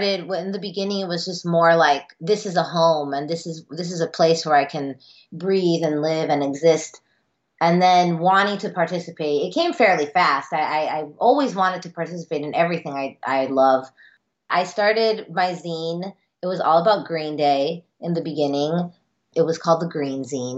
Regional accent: Miami, Florida, United States; I'm Cuban American. I'm first generation. I grew up in Miami.

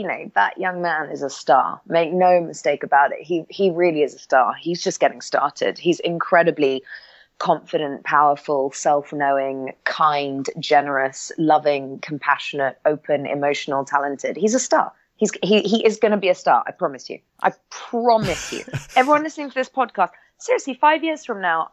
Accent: London, United Kingdom; I grew up in London.

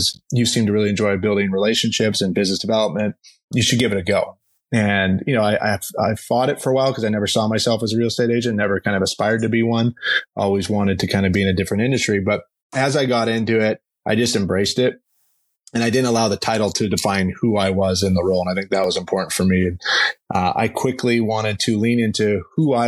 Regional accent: Vancouver, British Columbia, Canada; moved away as an adult; also born or lived in Arizona / Los Angeles; now in Scottsdale, United States; I grew up in Vancouver, Canada. I'm a Canadian

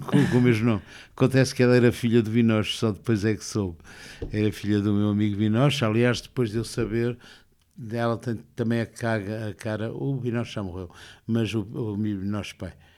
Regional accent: Porto, Norte, Portugal; eu sou do Porto

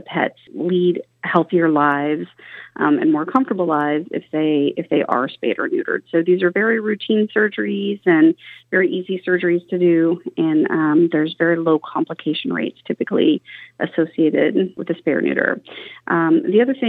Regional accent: Oklahoma, United States; now in Oregon, United States; I was raised in Oklahoma

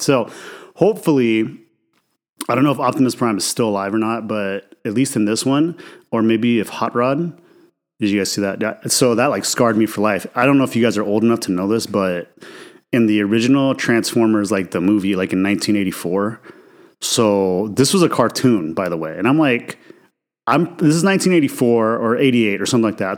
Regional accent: Idaho, United States; I grew up in Idaho, right, which is a mostly white conservative, you know, state

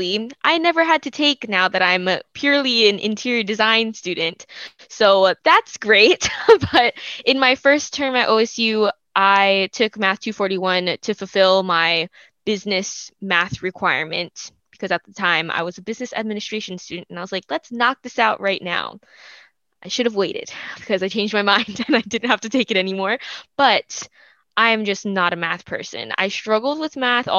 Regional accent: Ewa Beach, Hawaii, United States; moved away as an adult; now in Corvallis, United States; I'm originally from Eva Beach, Hawaii, which is on the west side

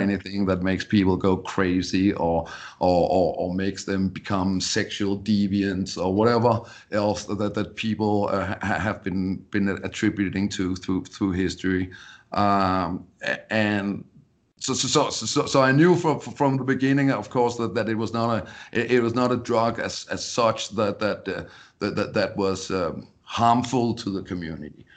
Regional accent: Denmark; English is a second language; moved away as an adult; now in Colorado, United States; born, born and raised in Denmark.

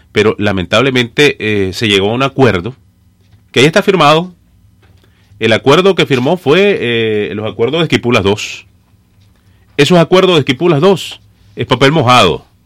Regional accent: Sébaco, Matagalpa, Nicaragua; moved away; also born or lived in Ciudad Darío, Nicaragua; Yo soy de un pueblo pequeño del norte de Nicaragua, se llama Cebaco. Eh, aunque nací en Darío, la tierra del poeta Rubén Darío, pero tenía mi radio en Cebaco.

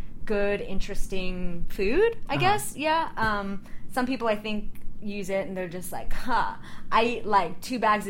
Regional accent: Orlando, Florida, United States; moved away as an adult; now in New York, United States; I'm originally from Orlando

